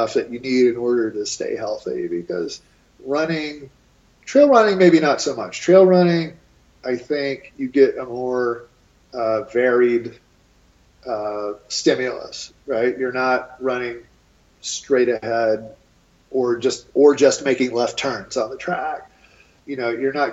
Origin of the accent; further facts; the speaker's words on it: East Coast, United States; now in Boulder, United States; I'm from the East Coast originally